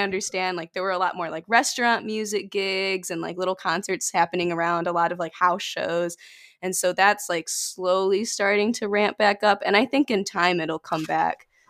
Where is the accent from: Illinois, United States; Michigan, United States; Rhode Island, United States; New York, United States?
Michigan, United States; about an hour from Detroit, rural; I'm about an hour out from Detroit